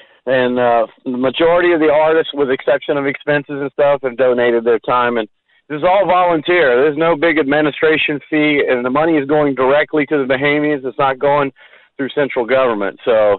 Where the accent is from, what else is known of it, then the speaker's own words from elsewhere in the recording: Gainesville, United States; Gainesville. Hey, we're crackers.